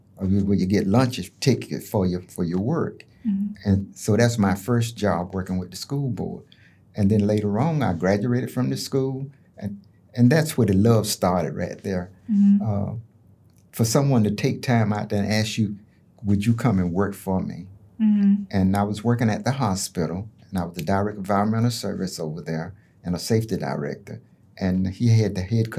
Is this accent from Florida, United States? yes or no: yes; Bartow, Florida, United States; also born or lived in Raiford, Florida; when I was born in Rayford, Florida, mm-hmm. we moved to Bartow. When I was like two. Mm-hmm. So I don't know nothing else but Bartow